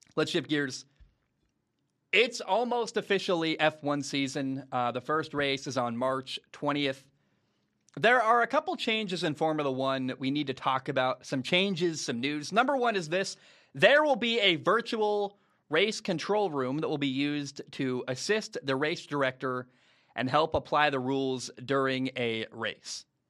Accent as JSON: {"language": "English", "town": "Portland", "region": "Oregon", "country": "United States", "tie": "born or raised there", "moved": "yes", "said": "the town I grew up in, Portland, Oregon"}